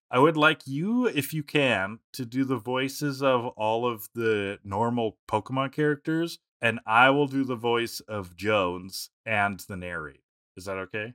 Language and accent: English; Canada; as a Canadian